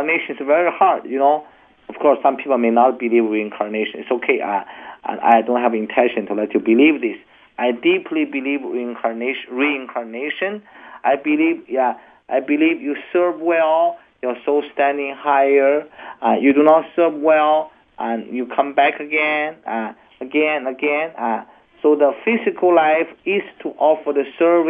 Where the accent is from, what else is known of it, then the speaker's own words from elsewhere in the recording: China; my great parents were such poor people in China, in the mountain, and I grew up also